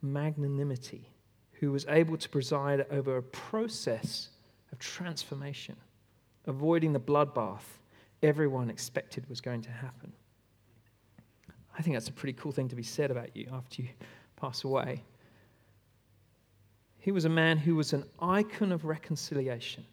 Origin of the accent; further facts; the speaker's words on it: Australia; I am an Aussie through and through